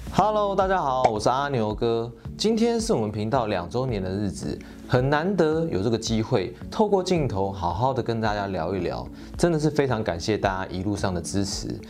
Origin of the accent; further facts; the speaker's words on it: Taiwan; 我们是台湾人